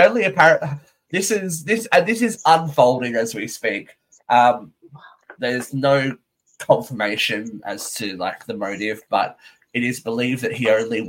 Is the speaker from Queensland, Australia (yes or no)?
no; Newcastle, New South Wales, Australia; moved away; in Newcastle, in my hometown